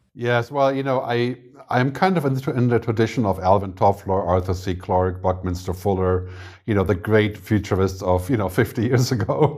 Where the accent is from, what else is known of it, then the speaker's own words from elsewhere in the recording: Germany; moved away as an adult; also born or lived in San Francisco, United States / Boston, United States / Lanzarote, Spain; now in Zurich, Switzerland; I'm from Germany originally, but I, I moved to America when I was maybe twenty-two or twenty-three.